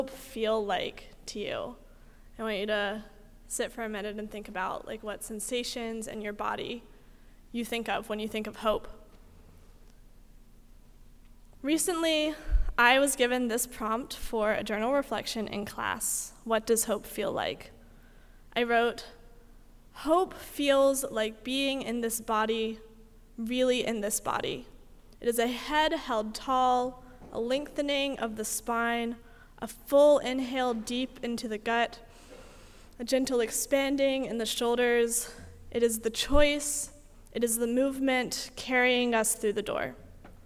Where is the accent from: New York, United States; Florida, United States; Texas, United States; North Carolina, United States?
North Carolina, United States; I'm from North Carolina